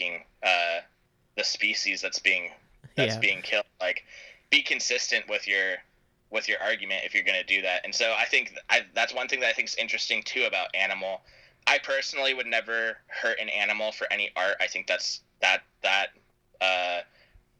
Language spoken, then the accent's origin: English; San Diego, California, United States; I'm from San Diego